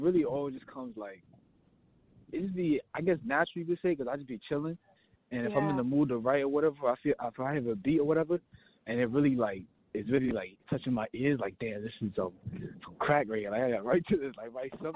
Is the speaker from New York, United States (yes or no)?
yes; New York City, New York, United States; I'm from Brooklyn, New York, born and raised